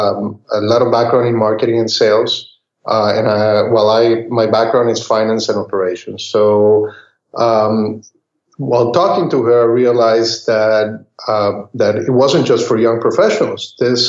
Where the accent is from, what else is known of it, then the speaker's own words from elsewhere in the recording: Costa Rica; moved away; also born or lived in Texas; what I grew up eating, we grew up eating back in Costa Rica